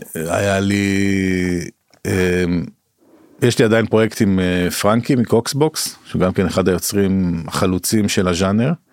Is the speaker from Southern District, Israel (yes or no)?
no; Jerusalem, Jerusalem District, Israel; now in Tel Aviv, Israel; אני במקור ירושלמי, אני גר בתל אביב, עכשיו עובר לפרדס חנה